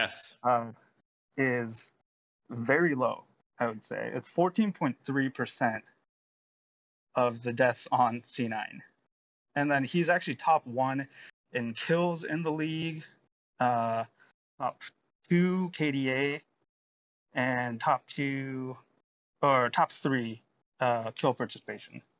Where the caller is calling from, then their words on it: Yokohama, Kanagawa, Japan; I'm calling from Yokohama, Japan.